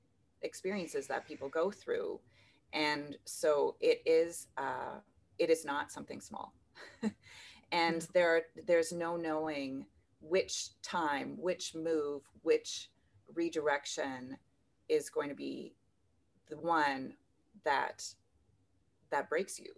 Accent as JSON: {"language": "English", "town": "Kleefeld", "region": "Manitoba", "country": "Canada", "tie": "born or raised there", "also_born_or_lived": "Kazakhstan", "moved": "as an adult", "lives_now": "Geneva, Switzerland", "said": "I'm near, very near to my hometown where I grew up, and a town of 400 people called Kleefeld."}